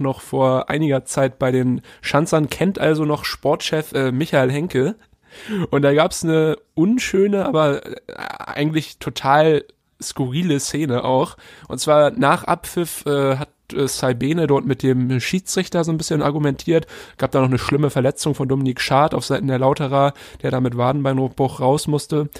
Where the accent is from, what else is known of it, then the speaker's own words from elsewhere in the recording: Halstenbek-Rellingen, suburb of Hamburg, Schleswig-Holstein, Germany; SV Heizenbeck-Relling hier, Vorort von, von Hamburg, da wo ich herkomme